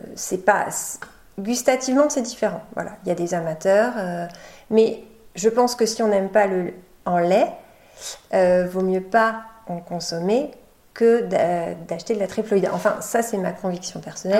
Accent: Poitou, Vienne, Nouvelle-Aquitaine, France; moved away as an adult; now in Charente-Maritime, France; moi je viens du Poitou, je viens de la Vienne

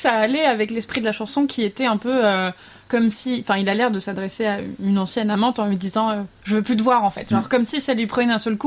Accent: the East, eastern France, France; je viens de l'Est

